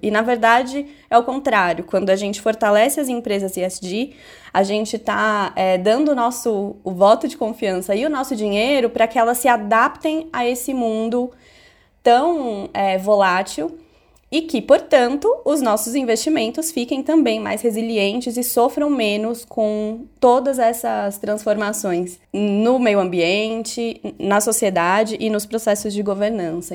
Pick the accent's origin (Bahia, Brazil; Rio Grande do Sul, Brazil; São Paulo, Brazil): São Paulo, Brazil; eu nasci e cresci no Capão Redondo, que é um dos bairros mais pobres de São Paulo